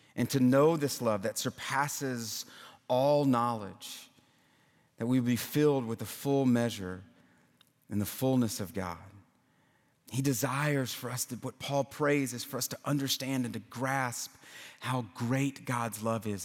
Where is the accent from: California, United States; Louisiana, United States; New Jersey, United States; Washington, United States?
Louisiana, United States; now in Nashville, United States; I'm from Louisiana